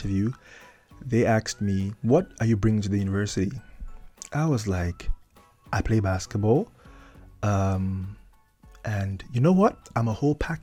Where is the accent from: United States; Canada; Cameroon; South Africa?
Cameroon; moved away as an adult; now in Netherlands; I come from Africa, I come from Cameroon